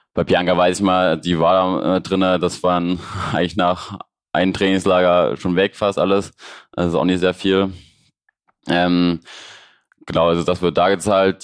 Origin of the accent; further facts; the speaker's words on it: Leipzig, Saxony, Germany; ich komme aus Leipzig, so wie Markus